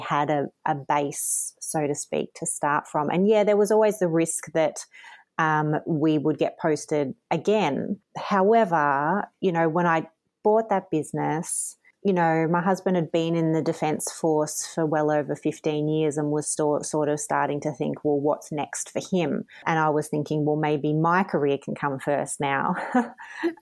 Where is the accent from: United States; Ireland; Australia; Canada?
Australia; Wangaratta, Victoria; moved away as an adult; also born or lived in Wallan, Victoria / Romsey, Victoria; I've lived in country Victoria, you know, for most of my life. I'm originally from Wangaratta